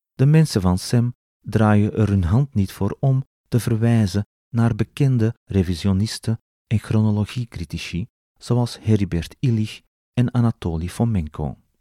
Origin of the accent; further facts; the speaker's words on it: Belgium; als Belg